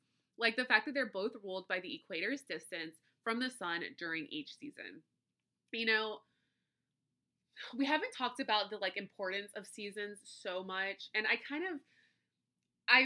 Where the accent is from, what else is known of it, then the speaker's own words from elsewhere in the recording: the South, United States; Trust me, I get it. I'm from the South. I get it.